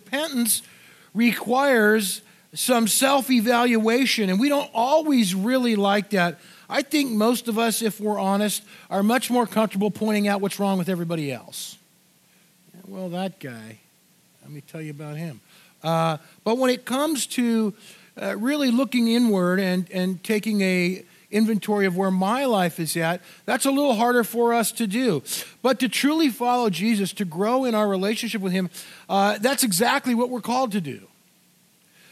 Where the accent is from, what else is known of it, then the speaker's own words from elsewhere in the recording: Orange County, California, United States; moved away; so I grew up in Orange County, California